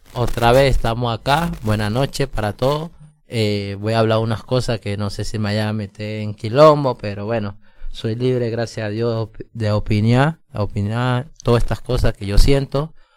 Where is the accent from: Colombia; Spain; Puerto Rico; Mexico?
Colombia; now in Mendoza, Argentina; yo colombiano